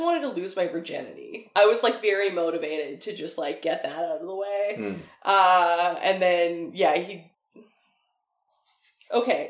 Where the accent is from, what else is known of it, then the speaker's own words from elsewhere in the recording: Chilliwack, British Columbia, Canada; moved away; I grew up in Chilliwack. I was out there visiting my family